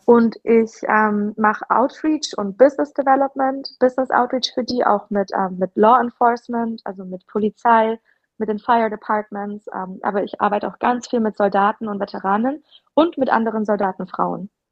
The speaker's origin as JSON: {"language": "German", "area": "Ulm area", "region": "Baden-Württemberg", "country": "Germany", "also_born_or_lived": "Tübingen / El Paso", "moved": "as an adult", "lives_now": "United States", "said": "ich komme vom Land, aus der Ulmer Gegend"}